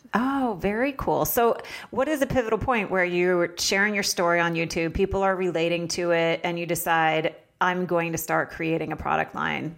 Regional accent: Vermont, United States; I lived in Vermont

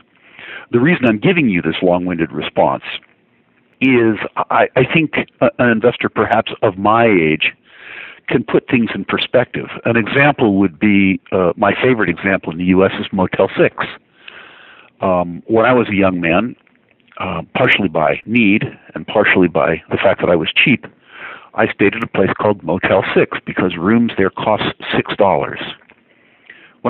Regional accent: United States; as an American

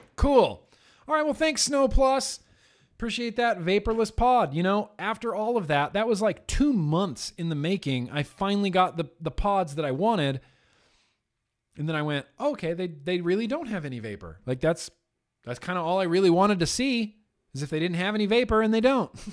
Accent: Lake Tahoe, Nevada, United States; growing up in Lake Tahoe

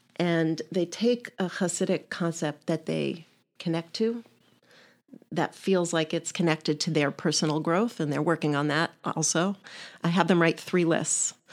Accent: New York, United States; now in Pittsburgh, United States; Originally, I'm a New Yorker

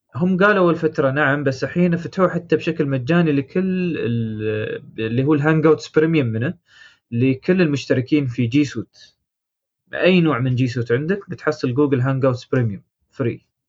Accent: United Arab Emirates; عندنا في الامارات

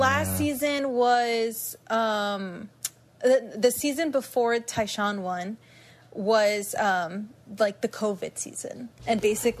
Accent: United States; considering I'm American

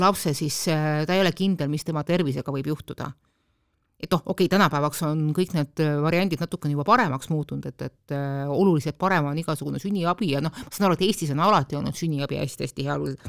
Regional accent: Estonia; mina olen pärit sellest ühiskonnast, kus laps ikkagi sündis ainult emale

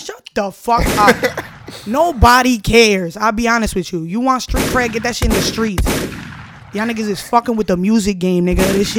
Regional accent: New York City, New York, United States; I'm coming from the Bronx. Born and raised in the Bronx.

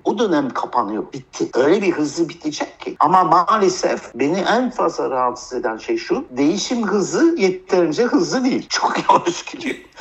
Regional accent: France; also born or lived in United States / United Kingdom; now in Turkey; Amerika'da doğdum, Fransa'da büyüdüm, İngiltere'de iktisat, anayasa, politika okudum.

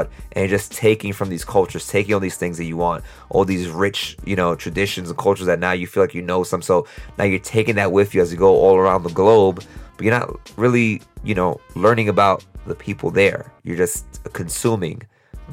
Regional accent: New York City, New York, United States; moved away; us New Yorkers, us Brooklynites

